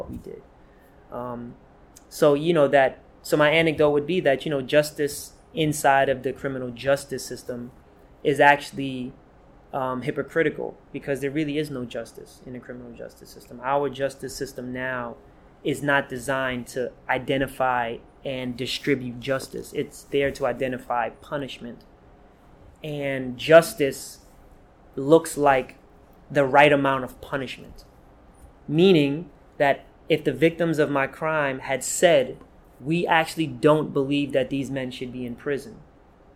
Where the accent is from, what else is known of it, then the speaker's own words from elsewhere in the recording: New York City, New York, United States; also born or lived in Guyana; We grew up in South Jamaica, Queens